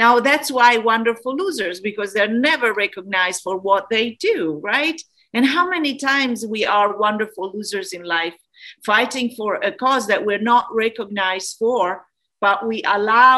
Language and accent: English; Florence, Tuscany, Italy; moved away; I come from Italy, from Florence.